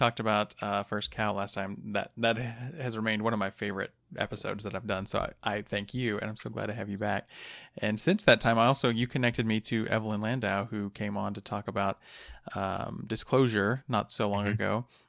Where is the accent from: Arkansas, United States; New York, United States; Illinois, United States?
Arkansas, United States; Van Buren; moved away; I grew up in Van Buren, just outside of Fort Smith, so this is my old stomping grounds.